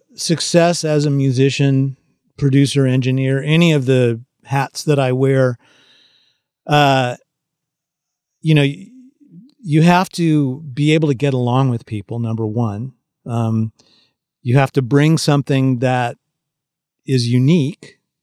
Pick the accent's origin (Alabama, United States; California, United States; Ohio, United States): California, United States; because, you know, I grew up in the San Francisco Bay Area, and which is not exactly known for country and Western music